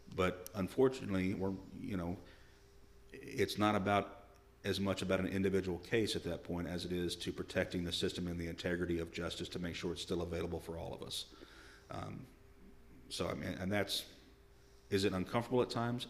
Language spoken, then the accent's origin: English; El Paso, Arkansas, United States; moved away as an adult; also born or lived in Olympia area, Washington; now in Washington, United States; I grew up in Arkansas, we were about an hour from Little Rock